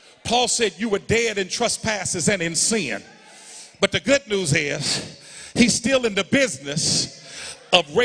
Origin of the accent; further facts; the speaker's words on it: Indianapolis, Indiana, United States; also born or lived in Dallas; I was raised in Arlington Woods, 46218